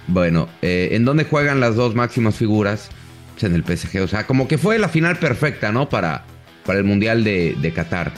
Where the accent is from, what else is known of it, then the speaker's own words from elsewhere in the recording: Mexico; tanto como periodista mexicano